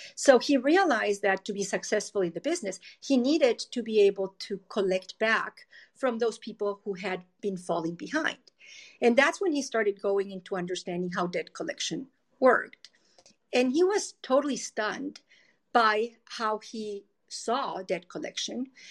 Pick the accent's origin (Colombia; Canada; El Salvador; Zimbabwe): Colombia; moved away as an adult; now in United States; I am originally from Colombia. I uh, studied civil engineering in Colombia and I came to the US to Stanford University